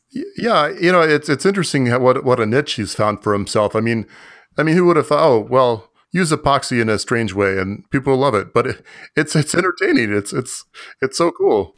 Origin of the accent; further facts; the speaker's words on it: Florida, United States; I grew up in Florida